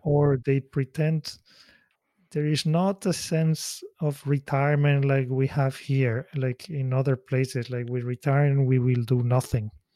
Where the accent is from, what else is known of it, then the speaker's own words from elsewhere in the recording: Spain; moved away as an adult; also born or lived in Switzerland; now in Tokyo, Japan; my hometown in Spain